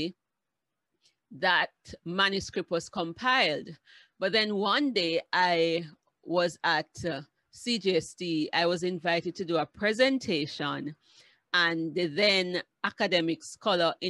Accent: Kingston, Jamaica; I grew up partially in Olympic Gardens

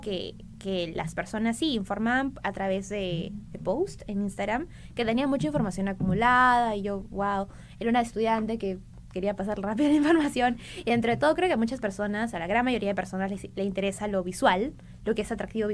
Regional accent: Arequipa, Peru; moved away as an adult; now in Lima, Peru; Yo soy de Arequipa, eh, entonces en mi tercer, cuarto año de secundaria sí o sí sabía que quería estudiar Derecho

